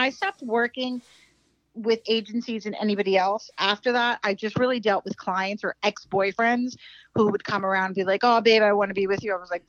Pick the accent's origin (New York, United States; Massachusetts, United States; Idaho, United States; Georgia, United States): New York, United States; moved away as an adult; now in Florida, United States; No, because I just moved to Florida, so I'm a New Yorker.